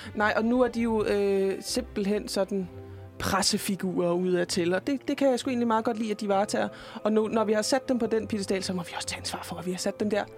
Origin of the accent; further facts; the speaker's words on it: Jutland, Denmark; jeg er jo fra Jylland